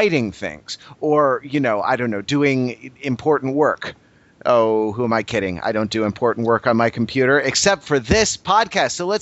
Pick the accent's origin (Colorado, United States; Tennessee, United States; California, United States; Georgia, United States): California, United States; Los Angeles; my hometown and current town of Los Angeles, California